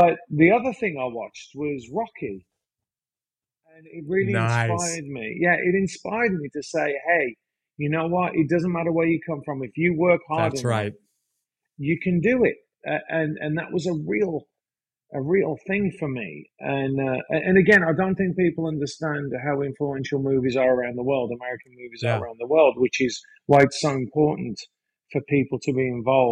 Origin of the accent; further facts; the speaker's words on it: West Midlands, United Kingdom; moved away as an adult; now in United States; I grew up in the UK. I grew up in Mordor